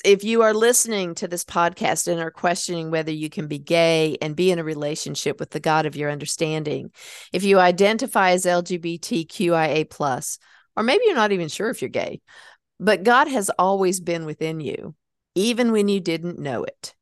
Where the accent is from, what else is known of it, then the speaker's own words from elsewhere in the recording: North Carolina, United States; my hometown